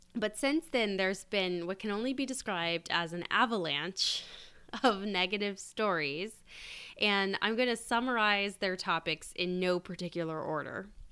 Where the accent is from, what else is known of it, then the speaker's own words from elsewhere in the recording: United States; as an American